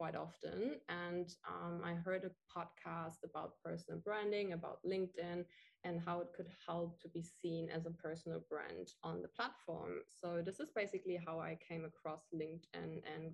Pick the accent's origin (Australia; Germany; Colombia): Germany; moved away as an adult; now in Bali, Indonesia; I'm from Germany